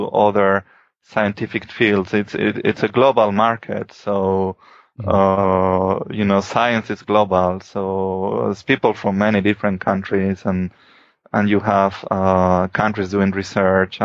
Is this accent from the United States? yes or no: no; Spain; moved away as an adult; I'm from Spain and I did my PhD in Spain.